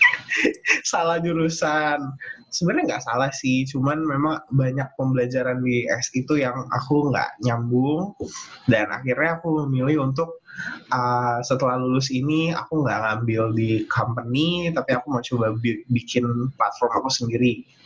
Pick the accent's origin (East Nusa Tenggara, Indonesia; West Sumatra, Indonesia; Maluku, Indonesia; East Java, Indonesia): Maluku, Indonesia; Ambon; Aku orang Ambon